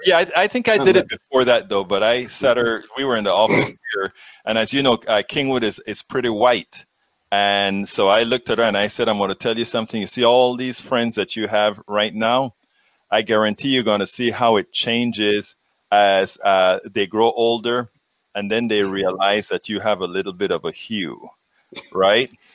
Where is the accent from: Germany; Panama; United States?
Panama; moved away; I'm from Panama in, and I lived among, uh, you know, Americans. There are a lot of Americans in Panama and the Canal Zone